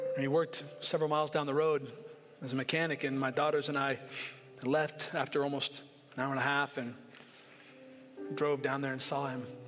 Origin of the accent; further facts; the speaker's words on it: Portland, Oregon, United States; I grew up in inner city Portland